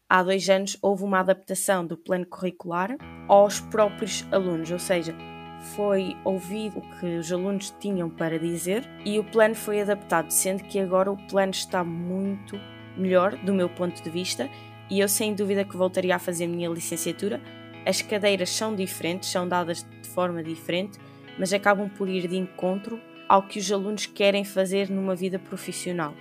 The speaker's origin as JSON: {"language": "Portuguese", "town": "Águeda", "region": "Aveiro District", "country": "Portugal", "said": "Eu sou da Águeda, que é, que é aqui em Aveiro"}